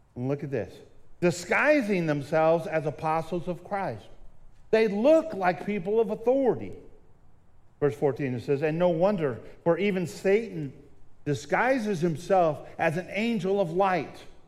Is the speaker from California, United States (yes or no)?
yes; Southern California, United States; When I was younger, I grew up in Southern California